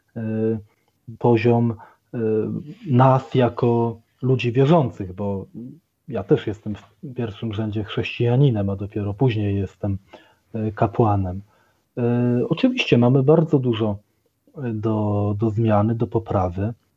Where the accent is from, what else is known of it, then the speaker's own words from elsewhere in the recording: Poland; urodziłem się jeszcze w państwie komunistycznym, to generalnie całe moje życie przypadło na czasy wolnej Polski demokratycznej